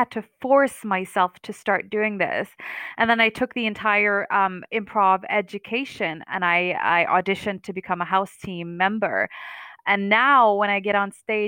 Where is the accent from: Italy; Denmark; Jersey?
Denmark; I am Palestinian, born and raised in Denmark.